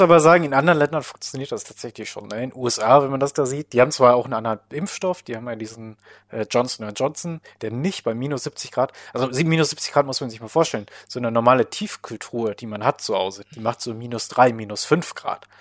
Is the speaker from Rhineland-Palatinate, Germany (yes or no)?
no; Paderborn, North Rhine-Westphalia, Germany; ich komme ja hier aus Paderborn